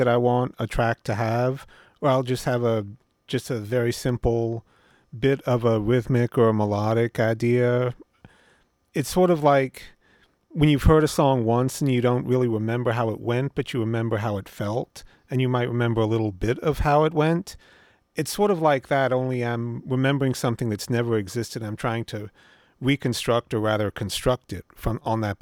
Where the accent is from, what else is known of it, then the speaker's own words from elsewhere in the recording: Norfolk, Virginia, United States; moved away; also born or lived in California; I grew up in Norfolk, Virginia